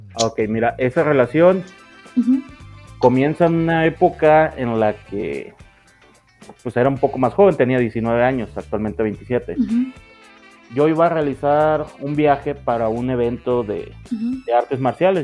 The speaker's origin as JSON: {"language": "Spanish", "region": "Sinaloa", "country": "Mexico", "tie": "born or raised there", "moved": "as an adult", "lives_now": "Mexico City, Mexico", "said": "nacido en el norte de México y actualmente viviendo lo que es en el centro, en la capital"}